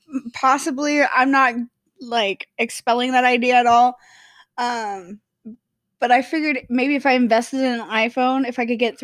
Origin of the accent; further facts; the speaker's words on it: Kansas City, United States; first language English; we're from the Kansas City area, which is Central Time.